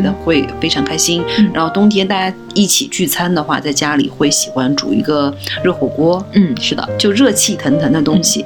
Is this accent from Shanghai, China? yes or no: no; Chengdu, Sichuan, China; moved away as an adult; now in Beijing, China; 以前其实我在成都的时候，因为我是土生土长的城 成都人